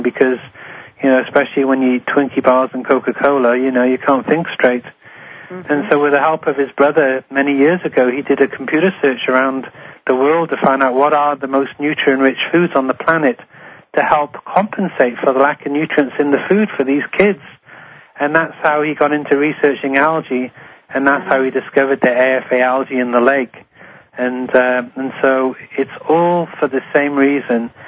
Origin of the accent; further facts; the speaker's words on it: Wales, United Kingdom; now in Honolulu, United States; I'm from Wales, where … is from.